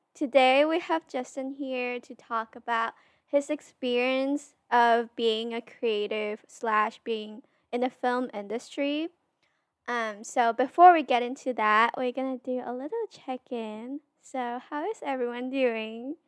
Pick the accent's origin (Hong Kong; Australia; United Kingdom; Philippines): Hong Kong; we're both from Hong Kong